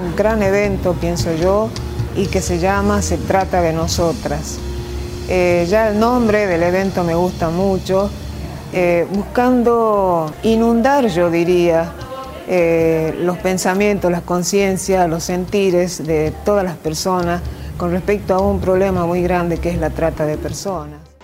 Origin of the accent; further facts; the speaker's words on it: Salta, Argentina; moved away as an adult; now in Buenos Aires, Argentina; soy de Salta